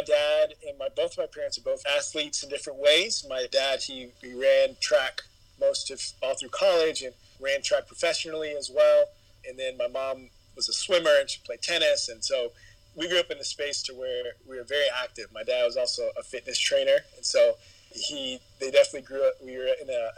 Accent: San Antonio, Texas, United States; also born or lived in Dallas; And so I spent my growing up years, adolescent years in San Antonio

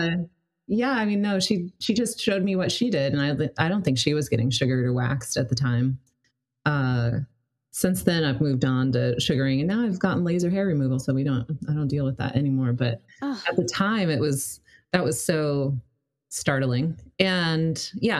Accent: Colorado, United States; now in Seattle, United States; I was coming from Colorado, which wasn't like... Denver is a big city, but I didn't live in Denver. And my smaller town

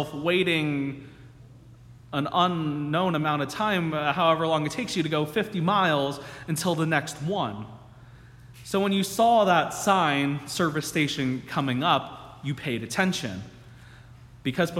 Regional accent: New Jersey, United States; also born or lived in Michigan; my home state of New Jersey

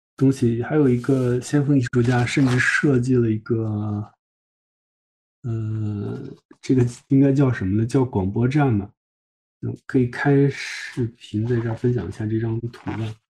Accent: China; 对我们中国人阅读来说

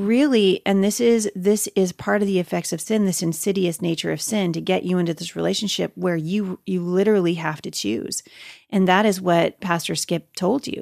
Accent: Portland, United States; Jay and I, you know, growing up in Portland, we pastored at a church in Portland for many years.

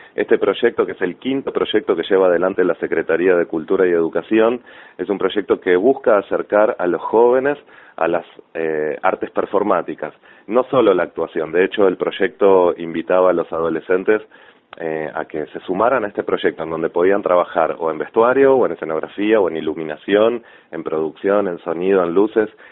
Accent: La Plata, Buenos Aires Province, Argentina; yo soy suma, más platense que una diagonal

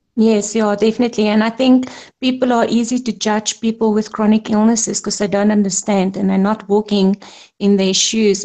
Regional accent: South Africa; I'm a South African, proudly South African

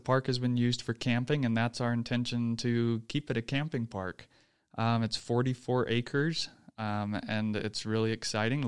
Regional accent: Texas, United States; moved away as an adult; now in Utah, United States; I'm a native Texan

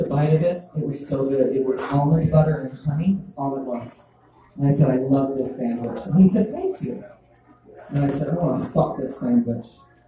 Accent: Texas, United States; I grew up in Texas

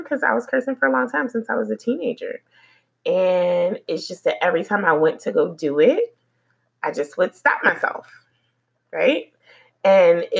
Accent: Philadelphia, Pennsylvania, United States; moved away; I'm from Philly, and, you know, Philadelphia, I really appreciate the upbringing that I had there

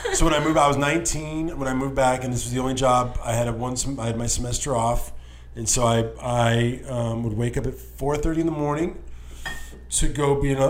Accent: El Paso, Texas, United States; moved away as an adult; also born or lived in Austin; now in Los Angeles, United States; I grew up in El Paso. When you grew up in El Paso in the 90s, you spent half your time in Mexico, in Juarez

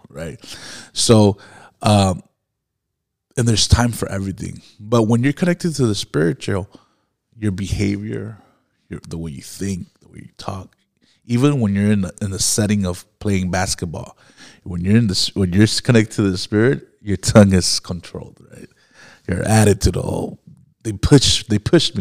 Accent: Miami, Florida, United States; I grew up in Miami, where there was a lot of witchcraft

